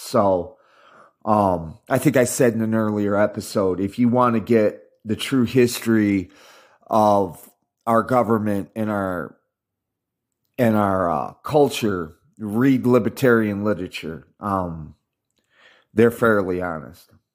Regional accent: United States; I'm American insofar as I was born in America. I speak English and I've been raised in the American culture for uh, half a century

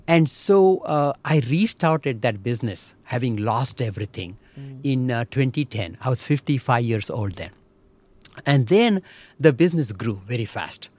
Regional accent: Belagavi, Karnataka, India; English is a second language; moved away as an adult; also born or lived in Chikodi, India / Mumbai, India; now in Michigan, United States; we stayed around Belgaum for huh. my 18 years of my life.

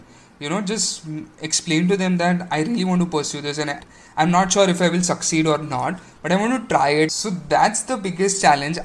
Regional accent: Aurangabad, Maharashtra, India; moved away as an adult; also born or lived in Pune; So I was born and brought up in Aurangabad

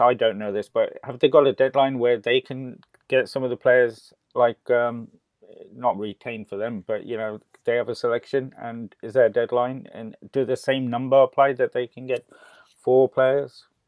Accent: Gujarat, India; my home state, Gujarat

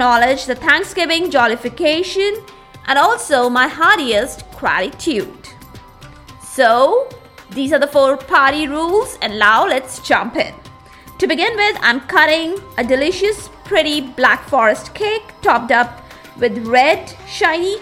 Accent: India; my own country, my home country, that is India.

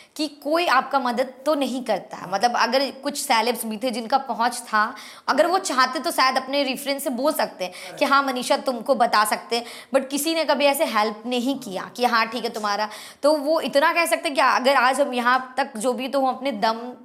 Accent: Bihar, India; moved away as an adult; now in Mumbai, India; हमको हमेशा बिहारी होने पर बहुत प्राउड हुआ है

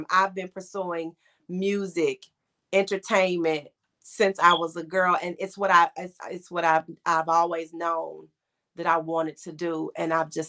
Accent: Cleveland, Ohio, United States; born there; And um, so I was born in Cleveland, Ohio during the football season.

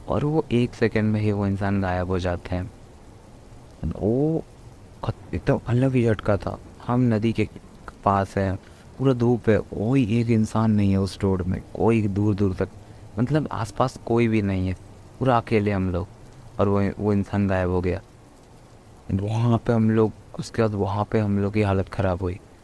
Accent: Deoghar, Jharkhand, India; मैं झारखंड देवगढ़ से हूँ

